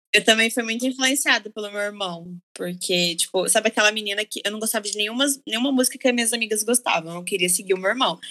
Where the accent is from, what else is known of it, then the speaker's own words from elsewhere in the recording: interior of São Paulo, Brazil; moved away as an adult; now in Rio de Janeiro, Brazil; eu sou do interior de São Paulo